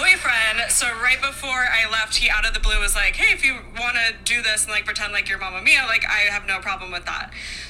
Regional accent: Minnesota, United States; from Minnesota.

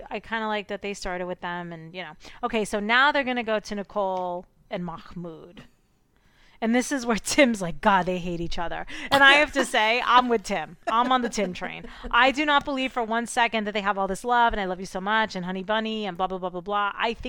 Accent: United Kingdom; Sorry, in the UK, they're called bank holidays. Sorry. You know me, I'm so British.

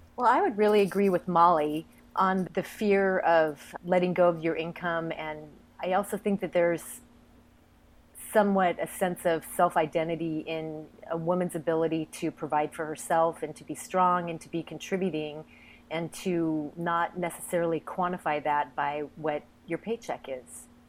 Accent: Eugene, Oregon, United States; I'm from Eugene, Oregon, where the University of Oregon is located

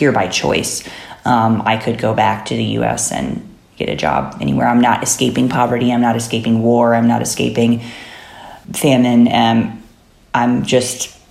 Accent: Chicago, Illinois, United States; moved away as an adult; also born or lived in Haridwar, India / Indiana; now in India; I'm basically from the Chicago area. So like that's a very, my family is very Midwestern

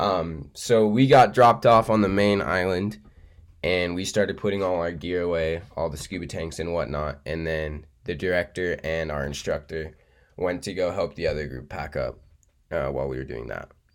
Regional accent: Boulder, Colorado, United States; I'm from Boulder.

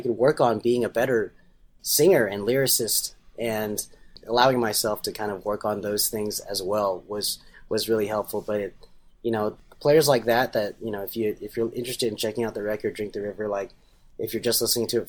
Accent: Nashville, Tennessee, United States; my community growing up in Nashville

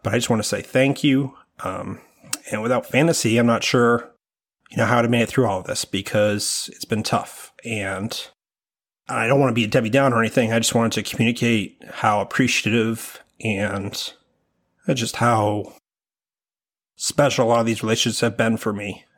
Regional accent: Maine, United States; growing up in Maine

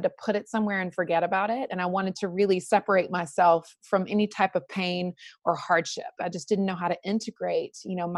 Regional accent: North Carolina, United States; I was raised in the South in North Carolina and had a beautiful upbringing

